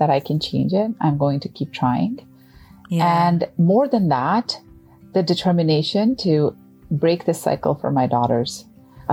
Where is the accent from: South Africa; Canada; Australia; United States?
Canada; as a Canadian